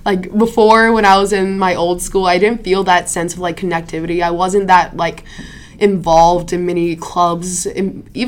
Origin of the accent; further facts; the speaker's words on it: Prairie Island, Minnesota, United States; Because I'm from the Dakota tribe, from Prairie Island, if